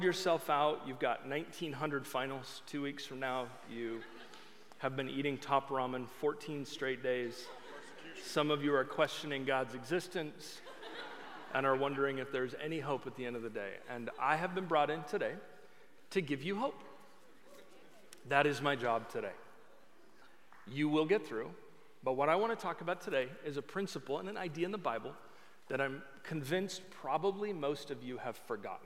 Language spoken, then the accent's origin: English; Oregon, United States; I am from Oregon.